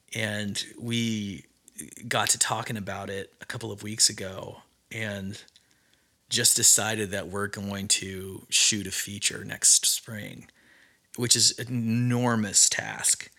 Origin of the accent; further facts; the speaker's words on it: Idaho, United States; now in Nashville, United States; I grew up in Mormon country, Idaho